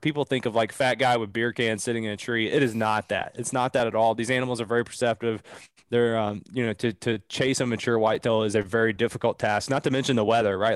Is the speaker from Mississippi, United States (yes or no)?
no; Southeastern Kentucky, United States; I'm from Southeastern Kentucky, man, like, grew up really redneck